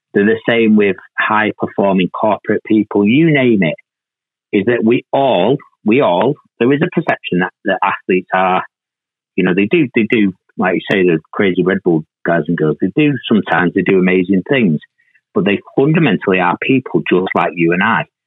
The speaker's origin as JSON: {"language": "English", "town": "Manchester", "region": "North West England", "country": "United Kingdom", "tie": "born or raised there", "said": "I was born and raised in Moss Side, quite, quite a tough part of Manchester at that time"}